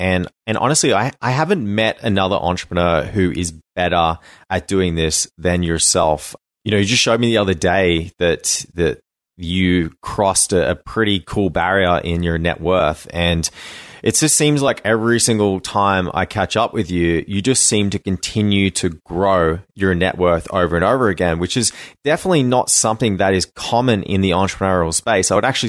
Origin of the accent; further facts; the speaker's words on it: Australia; I think I would actually die as an Australian in that.